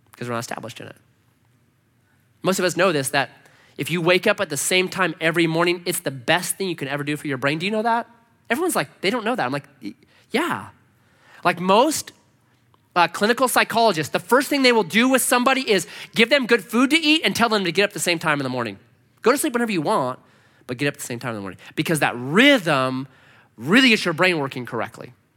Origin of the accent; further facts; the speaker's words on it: United States; We, as a American culture